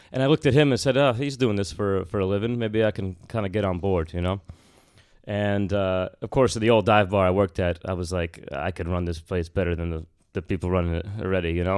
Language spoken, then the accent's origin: English; Bergen County, New Jersey, United States; moved away; also born or lived in Washington, D.C.; I'm from Bergen County. in Jersey